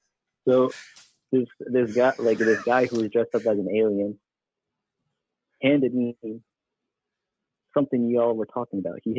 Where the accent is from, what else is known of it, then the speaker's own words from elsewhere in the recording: Arizona, United States; I am born and raised in ye old state of Arizona